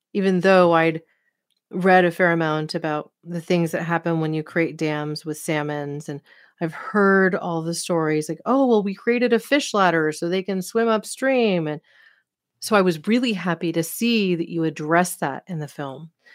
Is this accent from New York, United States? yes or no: no; Oregon, United States; from Hood River, Oregon, my home state